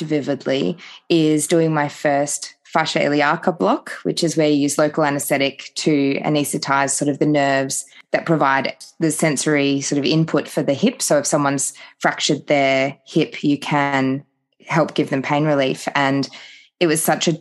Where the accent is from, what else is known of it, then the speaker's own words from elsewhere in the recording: Phillip Island, Victoria, Australia; moved away as an adult; also born or lived in Queensland / Townsville / Cairns / Sunshine Coast; now in Darwin, Australia; So I am originally from Victoria. I grew up down on Phillip Island